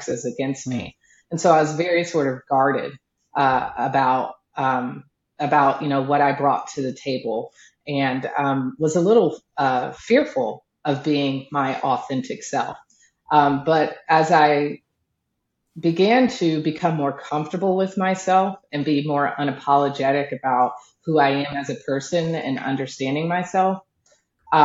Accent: the South, United States; So I'm a Southern girl. And I come from a very Southern, you know, Baptist family

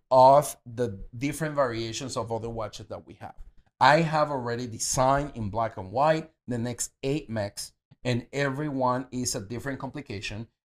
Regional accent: Venezuela; Uh, and I'm Latino and from Venezuela.

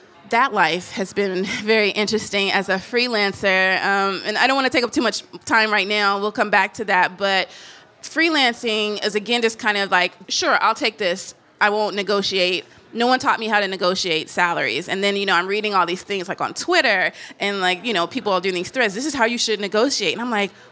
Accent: Tennessee, United States; moved away as an adult; also born or lived in New Orleans, Louisiana; I'm from Tennessee, then I was living in New Orleans and Louisiana.

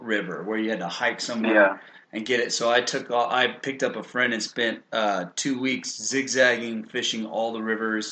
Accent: South Padre Island, Texas, United States; I grew up on South Padre Island, like lived there for 27 years.

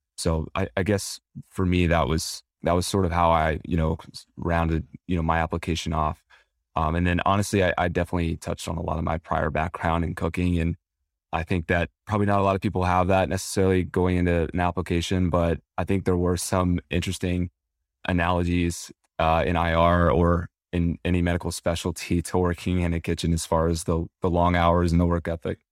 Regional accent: Southeast, United States; I grew up in the Southeast

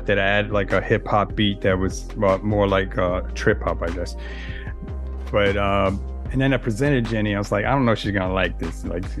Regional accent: New York City, New York, United States; I'm all city. I don't know if you know that term, but, you know, I lived in all the boroughs except Staten Island, which really isn't the borough of New York. But I grew up in the Bronx

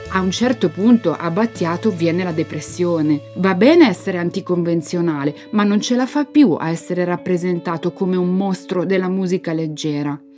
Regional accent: Milan, Lombardy, Italy; sono nata a Porta Romana quando ancora esistevano le case di ringhiera

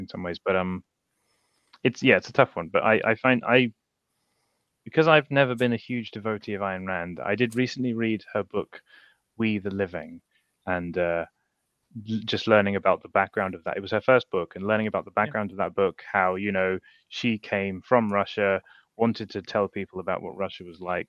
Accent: United Kingdom

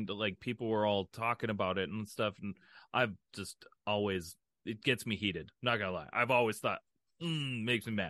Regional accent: Minnesota, United States; we're from Minnesota

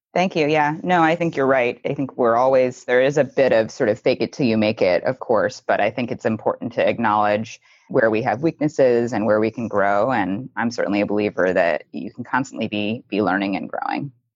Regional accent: just outside of Cleveland, Ohio, United States; I grew up just outside of Cleveland, Ohio, in a family that valued hard work and public service

